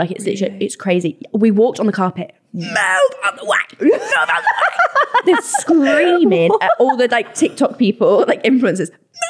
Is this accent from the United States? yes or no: no; Yorkshire and the Humber, United Kingdom; moved away; also born or lived in Bath; I'm not originally. I'm actually a Yorkshire girl.